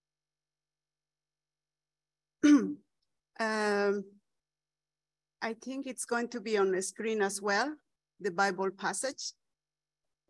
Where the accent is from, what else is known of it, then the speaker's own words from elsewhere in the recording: Bolivia; English is a second language; I am from Bolivia.